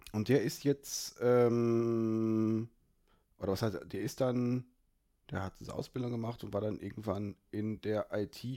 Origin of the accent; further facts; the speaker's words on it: Aachen, North Rhine-Westphalia, Germany; Gut, als, als Aachener kann ich das so nicht stehen lassen.